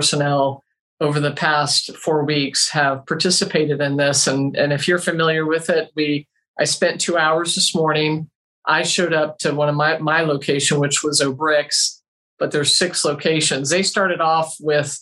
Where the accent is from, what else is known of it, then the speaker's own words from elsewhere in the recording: Pinellas County, Florida, United States; moved away as an adult; also born or lived in St. Petersburg, Florida / Hillsborough County, Florida; now in Bradenton, United States; I was born and bred in Pinellas County